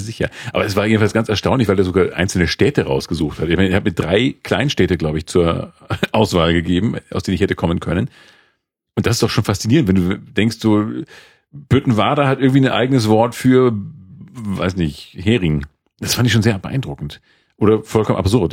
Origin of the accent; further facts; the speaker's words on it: Schleswig-Holstein, Germany; als äh, Holsteiner